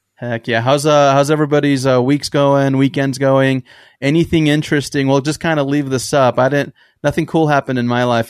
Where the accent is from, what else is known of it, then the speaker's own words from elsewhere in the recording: San Diego, California, United States; we're both from San Diego